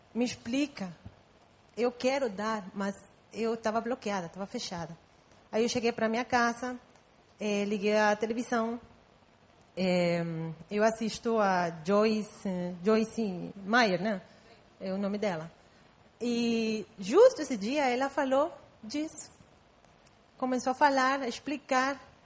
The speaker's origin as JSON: {"language": "Portuguese", "country": "Guatemala", "tie": "born or raised there", "first_language": "Spanish", "second_language": "Portuguese", "moved": "as an adult", "lives_now": "Brazil", "said": "Eu nasci em Guatemala. Então, eu falo espanhol, só que eu tenho já 10 anos morando aqui."}